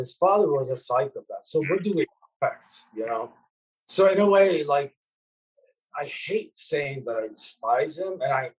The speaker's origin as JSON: {"language": "English", "country": "Lebanon", "tie": "born or raised there", "said": "Yeah, because music saved my life in a way, as a child growing up in Lebanon."}